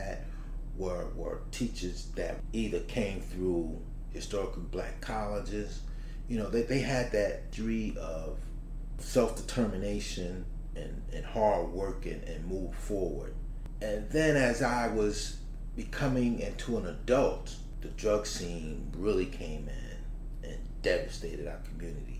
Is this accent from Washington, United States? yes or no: no; Newark, New Jersey, United States; growing up in Newark, at a time just before things went bad